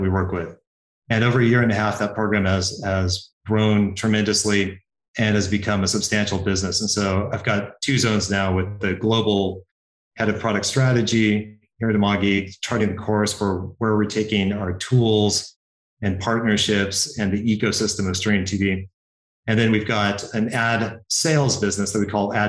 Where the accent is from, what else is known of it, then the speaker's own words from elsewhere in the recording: Healdsburg, California, United States; moved away; I grew up in small town, Northern California